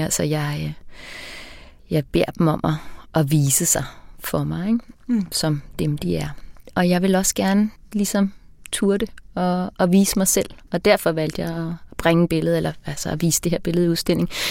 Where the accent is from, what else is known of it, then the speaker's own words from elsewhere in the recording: Mozambique; now in Denmark; Mozambique, hvor jeg er opvokset